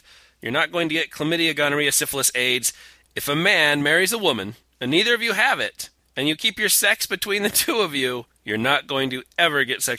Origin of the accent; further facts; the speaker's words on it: Utah, United States; my home state of Utah